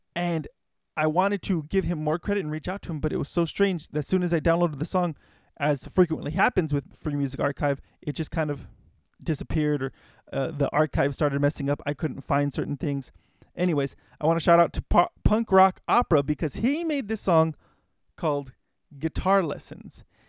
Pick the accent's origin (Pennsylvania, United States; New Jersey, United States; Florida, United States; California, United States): California, United States; Los Angeles; I grew up in Hollywood, um, basically really close to Hollywood